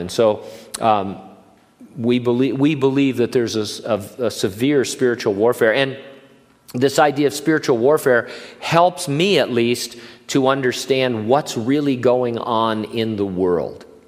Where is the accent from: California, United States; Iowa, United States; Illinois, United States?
California, United States; Southern; moved away as an adult; now in Hanford, United States; in Southern California, uh, you know, growing up there for the first 20 plus years of my life